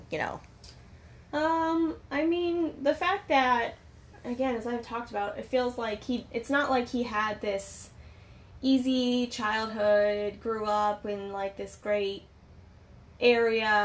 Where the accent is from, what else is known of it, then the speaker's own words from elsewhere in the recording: San Francisco, California, United States; Like I'm from the Bay Area. I'm from San Francisco, but probably you're from like 40 minutes north of San